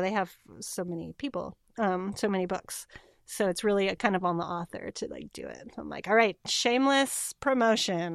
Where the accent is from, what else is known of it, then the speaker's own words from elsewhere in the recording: California, United States; moved away as an adult; also born or lived in Cape Town, South Africa / Bay Area, California; now in Portland, United States; I grew up in California